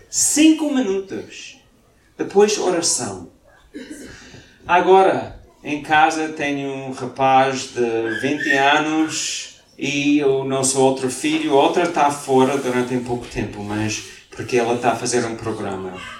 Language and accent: Portuguese; Mozambique; now in Portugal; quando nós viemos cá de Moçambique há nove anos, em Moçambique, todos os dias, antes dos nossos filhos irem para a cama, lemos a Bíblia